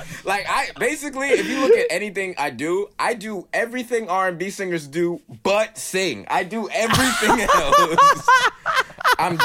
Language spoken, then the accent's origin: English; New York City, New York, United States; I grew up in Brooklyn